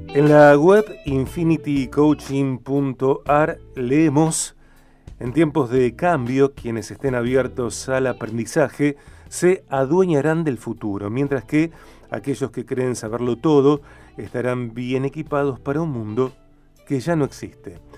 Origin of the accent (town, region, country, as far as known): Argentina; also born or lived in Rosario, Santa Fe